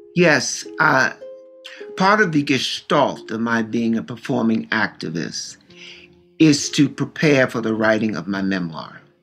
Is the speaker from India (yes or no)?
no; Baltimore, Maryland, United States; Growing up in Baltimore, I was used to being on the edges